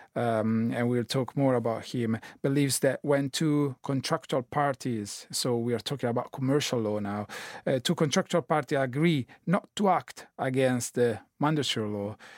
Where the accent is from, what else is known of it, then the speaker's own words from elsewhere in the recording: Italy; now in London, United Kingdom; I'm Italian citizen living in London.